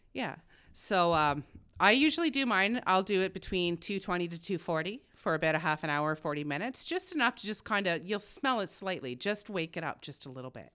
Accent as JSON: {"language": "English", "town": "Smiths Falls", "region": "Ontario", "country": "Canada", "tie": "born or raised there", "moved": "as an adult", "said": "I grew up very poor in Smiths Falls"}